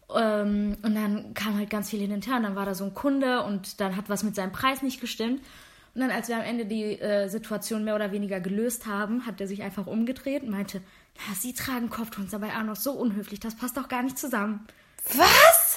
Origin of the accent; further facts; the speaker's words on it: Germany; Ich bin Deutsch-Türkin. Ich bin zu deutsch, um zu sagen, ich bin türkisch und ich bin zu türkisch, um zu sagen, ich bin deutsch